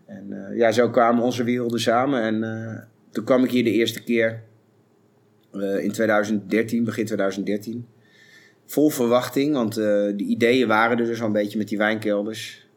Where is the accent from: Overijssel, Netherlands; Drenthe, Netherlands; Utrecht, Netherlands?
Overijssel, Netherlands; Zwolle; in Zwolle ook waar ik vandaan kom